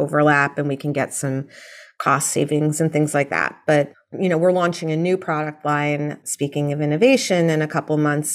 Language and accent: English; New York City, New York, United States; I grew up in New York City